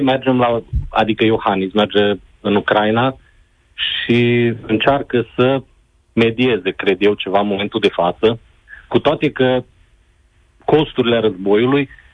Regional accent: Romania; Noi, ca și români

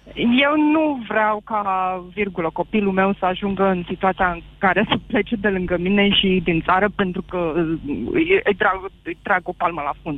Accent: Romania; moved away as an adult; now in Bristol, United Kingdom; Am plecat de acasă din România cu o valiză la 24 de ani

